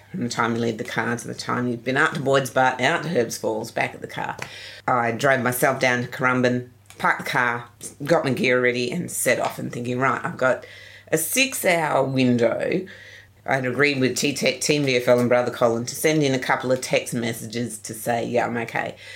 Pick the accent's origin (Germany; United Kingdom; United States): United Kingdom; England; I was had swimming lessons at school, but I couldn't swim more than five meters as a kid. Hey, I'm English.